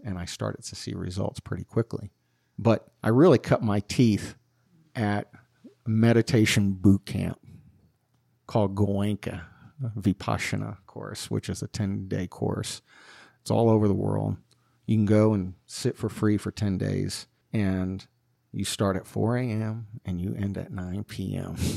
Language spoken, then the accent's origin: English; Northeast New Jersey, United States; moved away as an adult; also born or lived in Colorado; I grew up in the Catholic school system, K through twelve, and Northeast Jersey